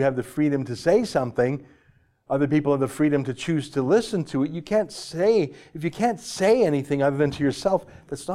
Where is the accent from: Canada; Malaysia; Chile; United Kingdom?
Canada; I'm a Canadian